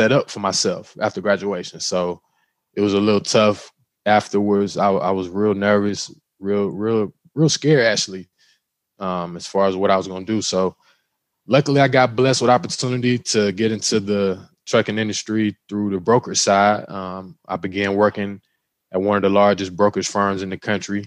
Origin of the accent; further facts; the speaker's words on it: Cordele, Georgia, United States; I'm originally from Cordell, Georgia. So shout out to Cordell, Georgia. You know where I'm originally from. Small town, not a lot going on